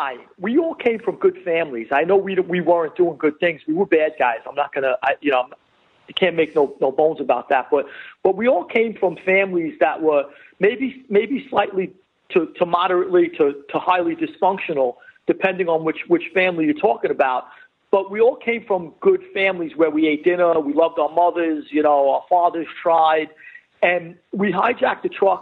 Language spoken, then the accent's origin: English; New York City, New York, United States; I grew up in Flushing. I was born and raised right by Main Street and Casino Boulevard